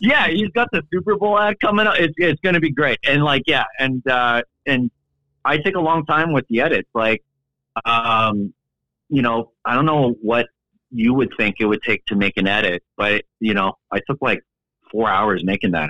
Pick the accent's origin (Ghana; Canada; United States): Canada; the show I was raised on in Canada